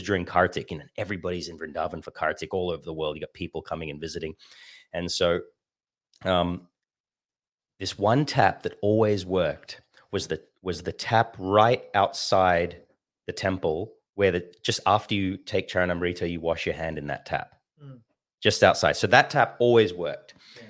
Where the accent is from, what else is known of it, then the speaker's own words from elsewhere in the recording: Sydney, New South Wales, Australia; born there; they joined in Sydney, and I was born in Sydney. So they got married in the Sydney temple